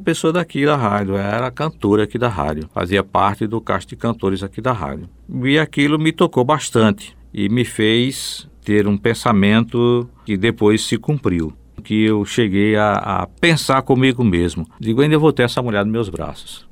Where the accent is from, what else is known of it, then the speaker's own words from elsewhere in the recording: Cajazeiras, Paraíba, Brazil; now in João Pessoa, Brazil; na minha terra, em Cajazeiras. Depois vim para cá